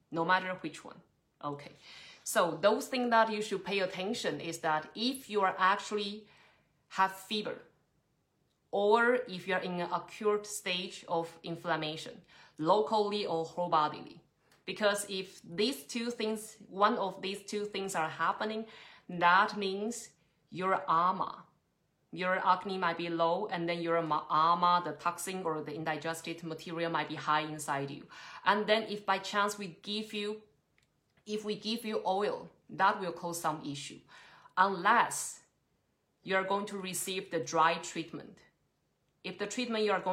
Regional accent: Taiwan; now in Trondheim, Norway; Originally, I'm from Taiwan, but I've been running my Ayurvedic clinic in Trondheim for almost 5 or 6 years

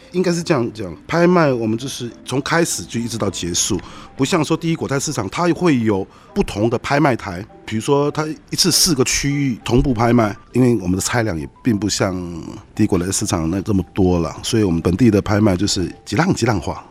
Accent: Taiwan; 我们台湾人或是我们华人

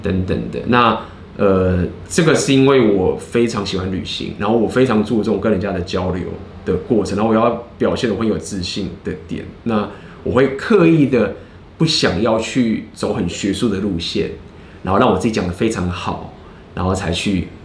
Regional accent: Taiwan; 我是台湾人

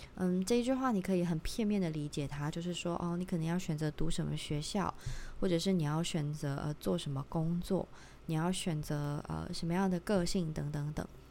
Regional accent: Tainan, Taiwan; 我是一个，呃，台南人，我不可能做的一个选择是我，我要变成一个台北人，这样子，因为我就是在台南出生的

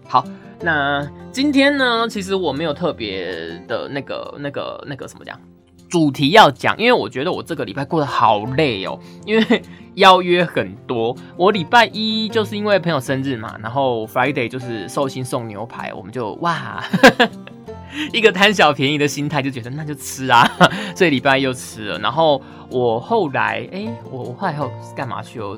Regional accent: Taiwan; 我们台湾人

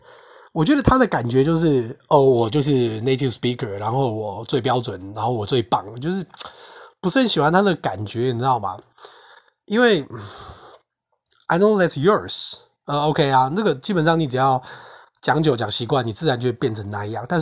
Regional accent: northern Taiwan, Taiwan; accent: northern accent; 就像我今天讲的中文，那也只是我自己的腔调啊，它它就是属于北部的腔调啊

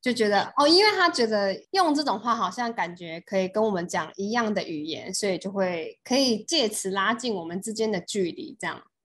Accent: Taiwan; 因为毕竟我也是个台湾人

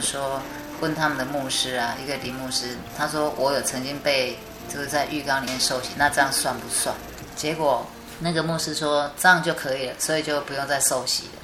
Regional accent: Chiayi, Taiwan; 后来我毕业以后就回到我的家乡嘉义

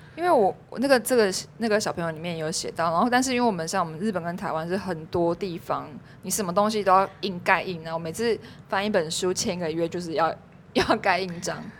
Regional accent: Taiwan; 我们台湾人

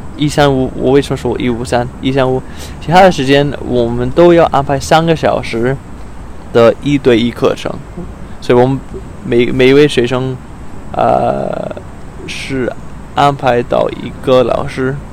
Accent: Arizona, United States; Chinese is a second language; moved away as an adult; also born or lived in Australia; now in Taiwan; 我是从美国亚利桑那州来的，然后来了台湾一个多月吧

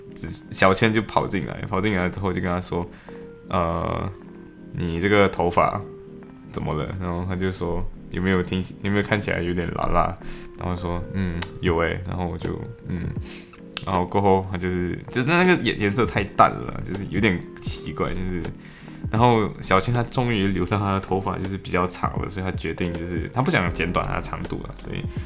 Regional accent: Malaysia; now in Liverpool, United Kingdom; 我们。马来西亚华人

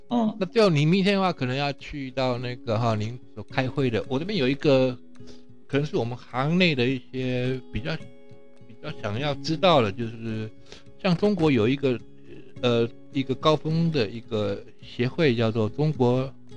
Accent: Taiwan; 像我们台湾人是比较，就比较不太清楚

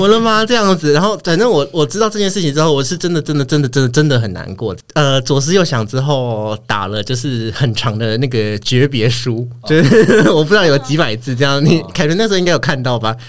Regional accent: Kaohsiung, Taiwan; moved away as an adult; 我就回高雄，因为我的老家在高雄，

